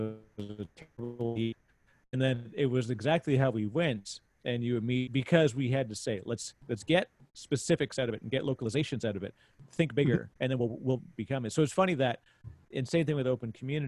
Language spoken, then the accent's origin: English; Canada; I'm Canadian